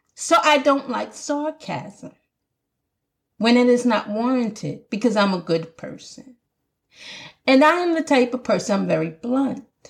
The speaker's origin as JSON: {"language": "English", "country": "Jamaica", "accent": "Jamaican", "said": "my Jamaican accent's coming"}